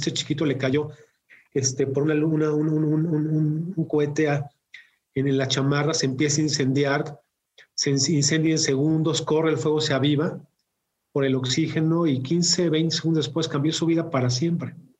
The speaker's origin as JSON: {"language": "Spanish", "country": "Mexico", "tie": "born or raised there", "also_born_or_lived": "Mexico City", "said": "mexicano de, nacimiento y vivo, vivo en, la, en la Ciudad de México"}